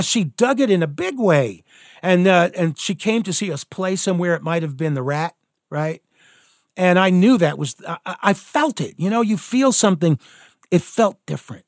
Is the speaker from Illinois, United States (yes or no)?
no; Alaska, United States; moved away; also born or lived in Philadelphia, Pennsylvania; there I am, a kid, uh, you know, growing up in the middle of like nowhere